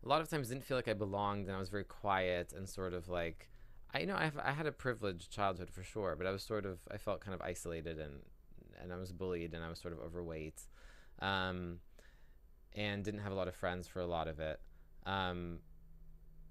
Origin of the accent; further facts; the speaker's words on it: Palo Alto, California, United States; I didn't grow up in San Francisco. I grew up in Palo Alto